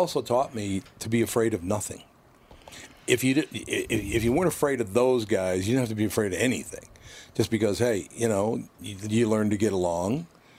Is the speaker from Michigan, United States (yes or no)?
no; Minneapolis, Minnesota, United States; no, I act like I'm from North Minneapolis, because that's how it was. It was all Catholics east of Lyndale to the river.